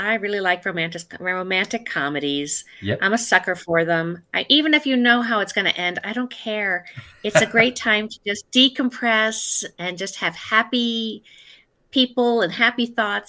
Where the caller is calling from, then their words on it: Los Angeles, California, United States; The Los Angeles area.